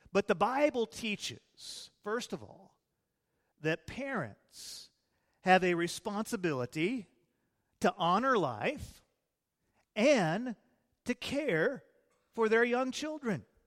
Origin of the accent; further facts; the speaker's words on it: Illinois, United States; now in Texas, United States; I was raised in Illinois before I was saved, And, uh, then we came down to Texas after I got saved